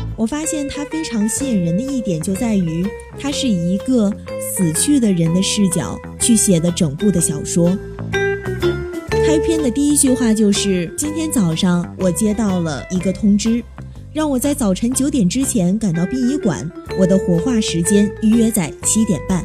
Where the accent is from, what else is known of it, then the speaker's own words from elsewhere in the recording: China; 我们中国人的骨子里就是含蓄的